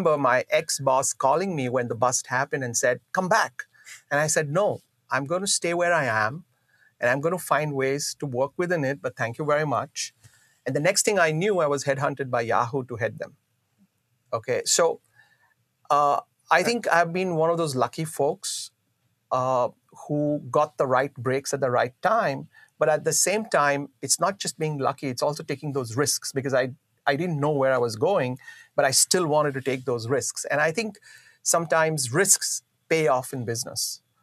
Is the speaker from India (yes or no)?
yes; Mumbai, Maharashtra, India; moved away as an adult; I grew up in Bombay. I finished my studies in Bombay. I was in Bombay for right for 30 years